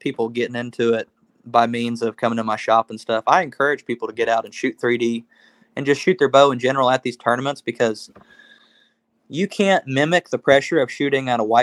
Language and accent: English; Oklahoma, United States; We're from Oklahoma.